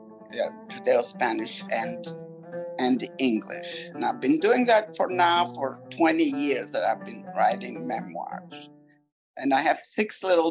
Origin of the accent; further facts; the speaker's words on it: Istanbul, Turkey; English is a second language; moved away as an adult; also born or lived in Israel; now in St. Louis, United States; I was born and raised in Istanbul, and I immigrated to the United States in 1981